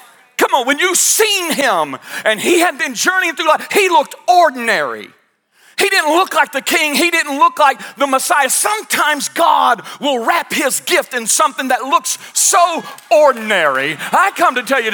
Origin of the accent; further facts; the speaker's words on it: United States; I'm from Stewart County